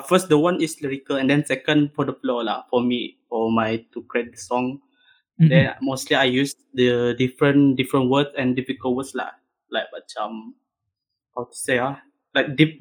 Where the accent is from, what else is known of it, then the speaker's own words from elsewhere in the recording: Brunei; I'm from Brunei.